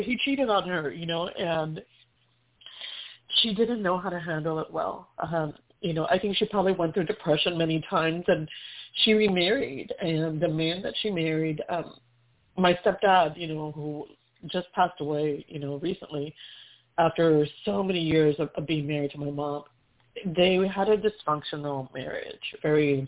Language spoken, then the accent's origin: English; Texas, United States; I grew up in Texas, Mexican-American